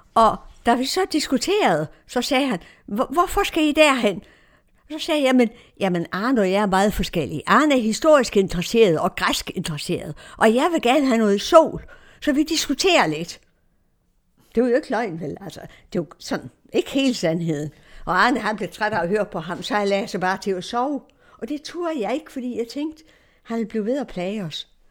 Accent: Denmark; also born or lived in Romania; vores adresse i Danmark

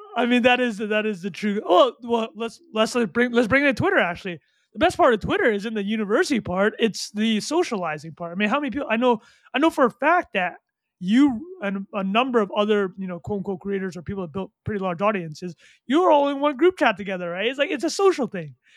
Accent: Vancouver, British Columbia, Canada; also born or lived in Calgary, Alberta / Montreal; I grew up in, uh, Calgary, and my family, um, went to, uh, Vancouver when I was, like, nine years old

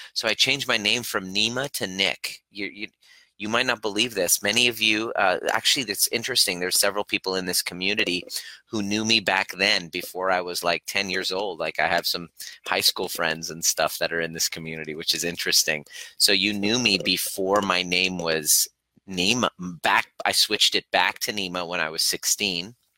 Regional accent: Stittsville, Ontario, Canada; also born or lived in Iran; I grew up in a primary, uh, primarily white neighborhood, uh, Stittsville, Ontario, Canada, just outside of Ottawa

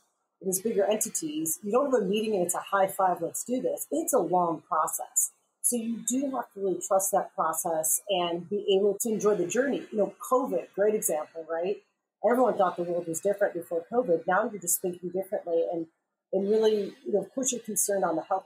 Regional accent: Chicago, Illinois, United States; I'm from Chicago

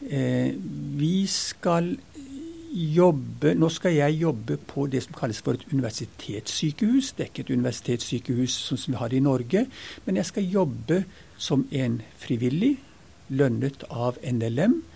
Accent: Ethiopia; now in Norway; jeg vokste opp langt ute i Afrika, den gangen Afrika var Afrika. Så flytta jeg på internat og bodde der i seks år

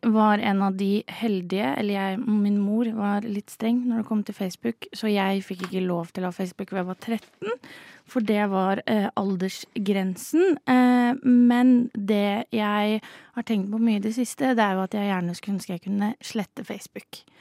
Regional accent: Moss, Østfold, Norway; så ingen kan si at dette er Oslo-sentrert, fordi vi er fra Moss.

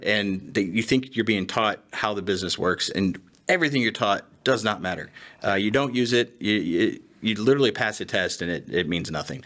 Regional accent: Indiana, United States; now in Texas, United States; I'm originally from Indiana. I'm a Yankee. living in Texas

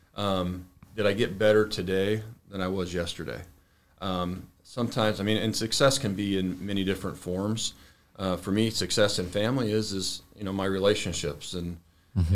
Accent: Arizona, United States; born and raised in Arizona

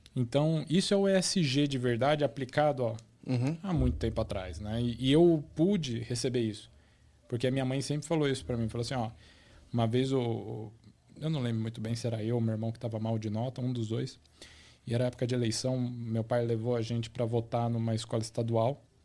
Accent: Osasco, São Paulo, Brazil; eu nasci na capital, mas na verdade eu cresci em Osasco. É, o, a minha vida toda foi em Osasco

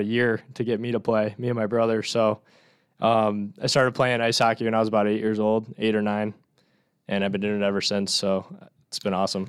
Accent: Northern Illinois, United States; I'm from Northern Illinois

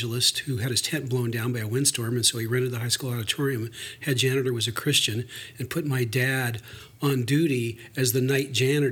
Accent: Kennewick, Washington, United States; also born or lived in Conway, Arkansas; I was born in Conway, Arkansas, and we moved to Washington State when I was 3. And so I grew up in Kennewick, Washington

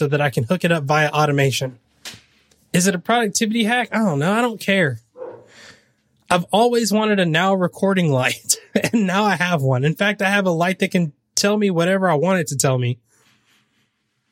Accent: the South, United States; I'm from the South

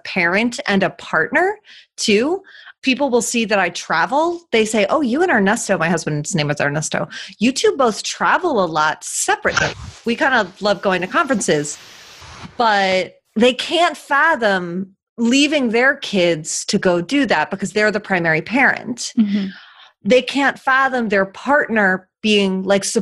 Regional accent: Philadelphia, Pennsylvania, United States; moved away as an adult; also born or lived in Argentina; now in Philadelphia, United States; we moved from Argentina back to Philadelphia, where I was born and raised

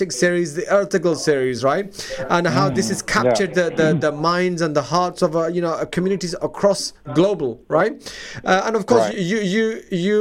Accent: Leeds, Yorkshire and the Humber, United Kingdom; moved away; I'm from Leeds

